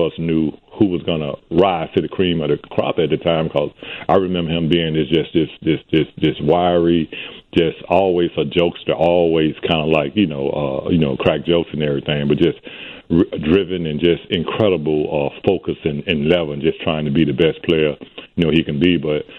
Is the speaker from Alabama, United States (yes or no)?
yes; Alabama, United States; moved away as an adult; I was traveling back to my hometown, Alabama.